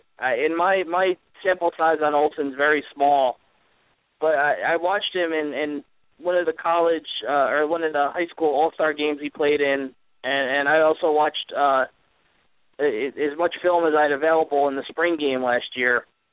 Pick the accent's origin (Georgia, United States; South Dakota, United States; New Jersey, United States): New Jersey, United States; He's from my home state of New Jersey. I always root for Jersey players anyway